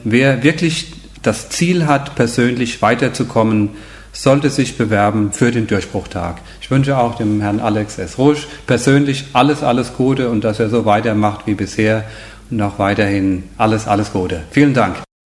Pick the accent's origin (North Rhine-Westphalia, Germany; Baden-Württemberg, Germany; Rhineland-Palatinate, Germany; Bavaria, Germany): Rhineland-Palatinate, Germany; near Koblenz; Ich komme aus Deutschland, aus der Nähe von Koblenz, dort wo Rhein und Mosel zusammenfließen.